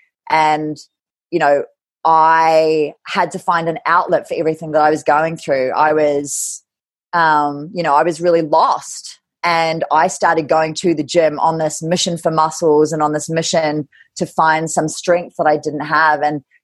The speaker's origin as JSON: {"language": "English", "town": "Kerikeri", "region": "Northland", "country": "New Zealand", "tie": "born or raised there", "also_born_or_lived": "Scotland / England / Ireland / Germany", "said": "So I was born in Scotland, christened in Edinburgh Castle, part of the military. And then I moved around England, Ireland, and Germany in military school till I was 10. And then we moved to New Zealand. And then I went to school. I grew up in Kerikeri in Gisborne"}